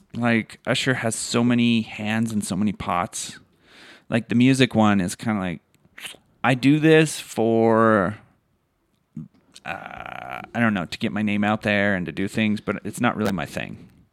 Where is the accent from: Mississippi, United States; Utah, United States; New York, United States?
Utah, United States; we are from Utah